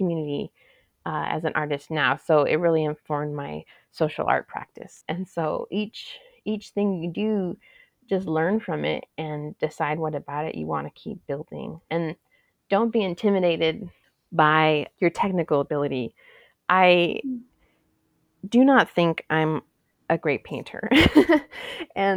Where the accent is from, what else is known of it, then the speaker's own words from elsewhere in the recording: Tucson, Arizona, United States; I was raised in the South Side. My family has history there